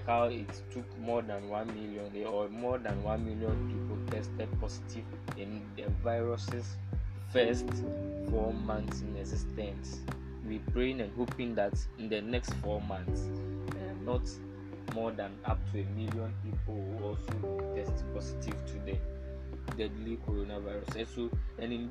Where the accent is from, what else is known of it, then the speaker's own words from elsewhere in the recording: Ghana; speaking as a Ghanaian